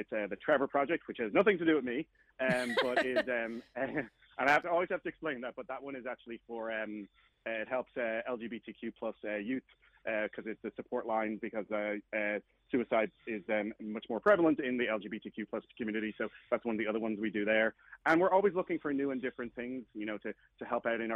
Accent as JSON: {"language": "English", "town": "Dublin", "region": "Leinster", "country": "Ireland", "moved": "as an adult", "said": "I'm from Dublin, Ireland originally, and I moved here in 2008."}